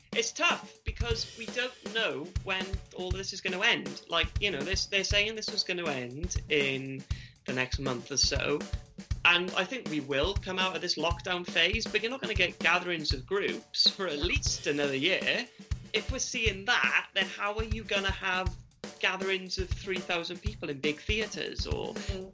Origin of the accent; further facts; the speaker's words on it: the Valleys, South Wales, United Kingdom; also born or lived in Cardiff; born in Cardiff, raised in the valleys